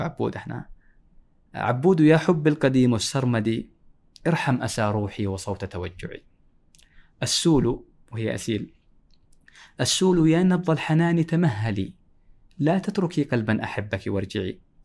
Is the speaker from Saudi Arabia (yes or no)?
yes; Jazan, Jazan Province, Saudi Arabia; اشتياقي لمدينتي لمدينه جازان